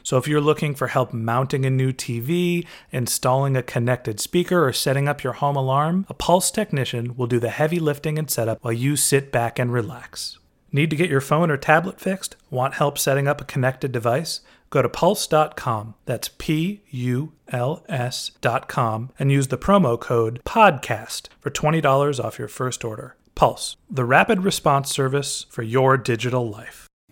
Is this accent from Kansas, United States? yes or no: no; suburb south of San Francisco, California, United States; someone who grew up in my hometown